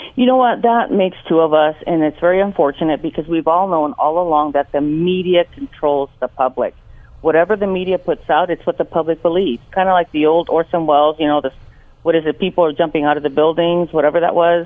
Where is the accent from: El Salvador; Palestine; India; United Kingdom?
El Salvador; now in Los Angeles, United States; I was born in El Salvador, and uh, my parents brought me here to Los Angeles in uh, 1974